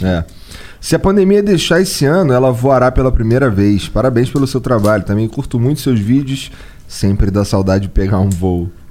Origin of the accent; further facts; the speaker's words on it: Rio de Janeiro, Brazil; eu sou carioca